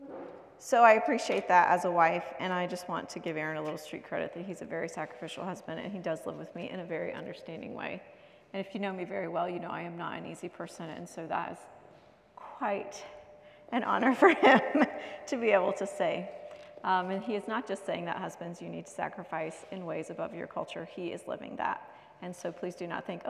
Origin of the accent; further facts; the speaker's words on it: United States; moved away; I grew up in America